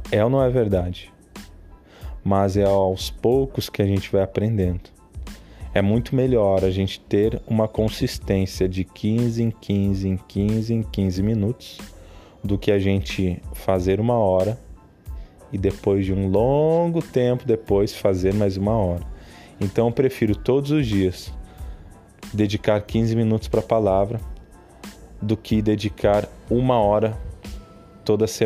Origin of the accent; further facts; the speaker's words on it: Rio Grande do Sul, Brazil; Para quem não sabe, eu sou gaúcho mas também como eu lido com muitas pessoas do uh, que não são aqui da região do sul, não são gaúchos, eu falo também você.